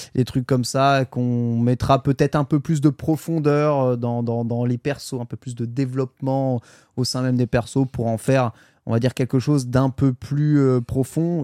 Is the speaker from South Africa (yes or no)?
no; France; chez nous en France